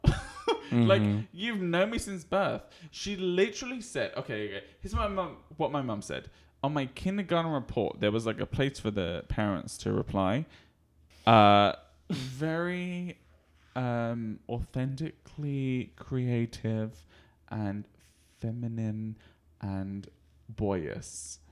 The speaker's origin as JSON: {"language": "English", "country": "United Kingdom", "said": "I'm British, I don't get emotional."}